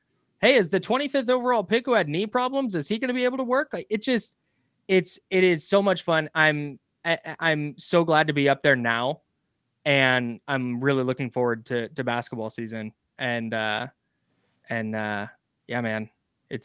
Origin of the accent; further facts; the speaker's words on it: California, United States; Yeah, growing up in the Bay Area, I was a Warriors fan my whole life, right?